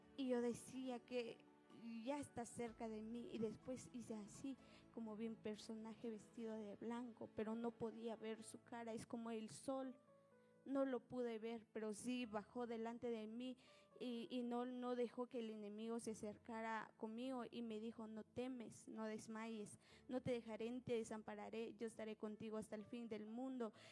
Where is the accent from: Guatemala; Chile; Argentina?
Guatemala; Nahualá, Sololá; yo soy de Nahualá. El lugar en donde vivo se llama Cantón Racantacacho, Aningualá